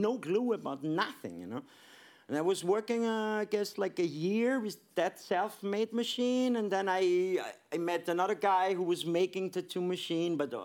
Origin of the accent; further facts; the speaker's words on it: Vienna, Austria; moved away as an adult; I'm born and raised in Vienna